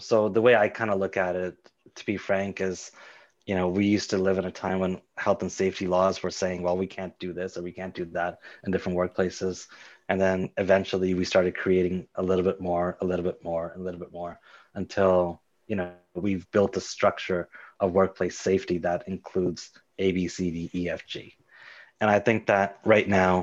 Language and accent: English; Mississauga, Ontario, Canada; growing up in Mississauga